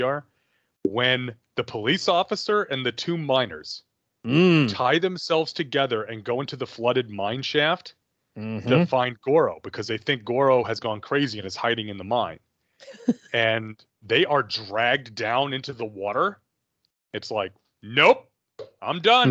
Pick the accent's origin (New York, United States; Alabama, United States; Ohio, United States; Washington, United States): New York, United States; where I grew up in New York, in the middle of the woods